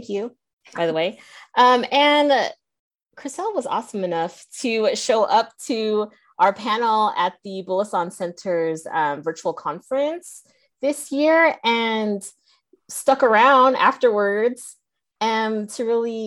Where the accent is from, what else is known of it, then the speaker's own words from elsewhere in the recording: Bay Area, California, United States; now in Las Vegas, United States; I grew up in the Bay Area